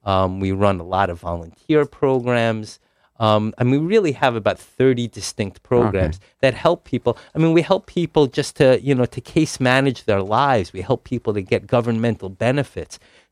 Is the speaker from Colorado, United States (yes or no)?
no; Teaneck, New Jersey, United States; moved away; I grew up in Teaneck, New Jersey.